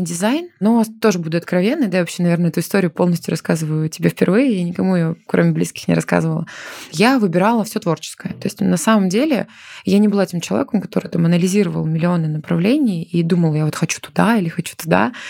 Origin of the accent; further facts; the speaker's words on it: Chelyabinsk, Chelyabinsk Oblast, Russia; moved away as an adult; now in Moscow, Russia; родилась и выросла в Челябинске.